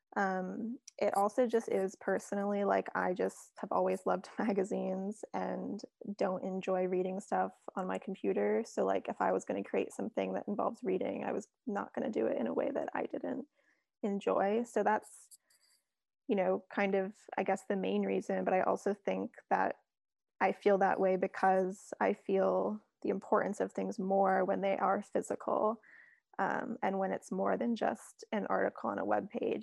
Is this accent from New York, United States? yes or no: yes; New York City, New York, United States; now in England; growing up in New York City